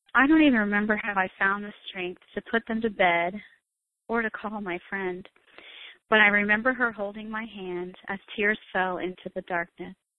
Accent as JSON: {"language": "English", "region": "Florida", "country": "United States", "tie": "born or raised there", "moved": "yes", "lives_now": "South Carolina, United States", "said": "I'm actually originally from Florida, and uh, I was born and raised there"}